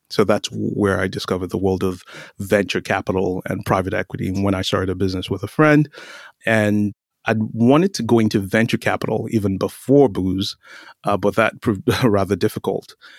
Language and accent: English; Nigeria; moved away as an adult; also born or lived in North Carolina, United States / London, United Kingdom / Boise, Idaho, United States; now in Palo Alto, United States; I grew up in Nigeria and finished high school in Nigeria, started college in Nigeria